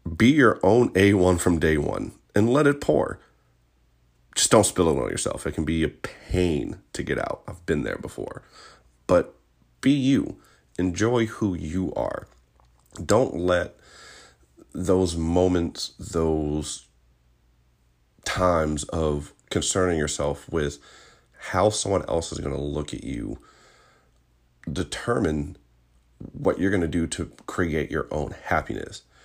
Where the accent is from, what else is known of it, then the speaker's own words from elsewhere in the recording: Richmond, Virginia, United States; I'm from Virginia, born and raised